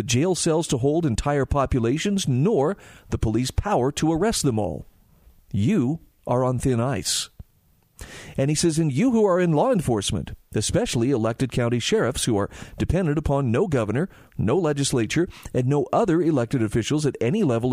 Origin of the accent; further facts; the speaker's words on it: Utah, United States; my home state of Utah